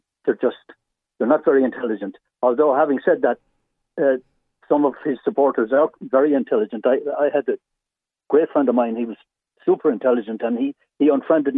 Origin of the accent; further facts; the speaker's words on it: Ireland; moved away as an adult; also born or lived in United States; I'm from Ireland. I spent 30 years in America